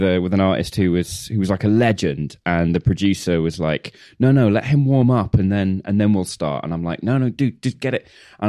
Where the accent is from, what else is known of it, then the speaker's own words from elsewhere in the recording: London, United Kingdom; I'm mostly London, but I've had a bit of a midlife crisis. I'm living with family for a couple of weeks.